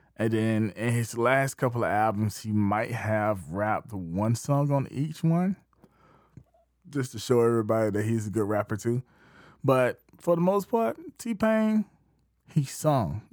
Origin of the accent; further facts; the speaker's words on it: the Midlands of South Carolina, United States; I'm from South Carolina. I'm from the Midlands of South Carolina